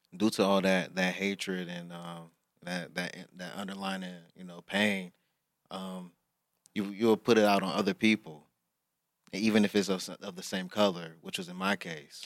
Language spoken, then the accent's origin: English; Highland Park, United States; me growing up in Highland Park